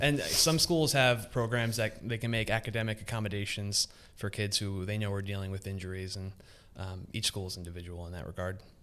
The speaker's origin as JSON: {"language": "English", "town": "Philadelphia", "region": "Pennsylvania", "country": "United States", "tie": "born or raised there", "said": "I grew up in Northeast Philadelphia"}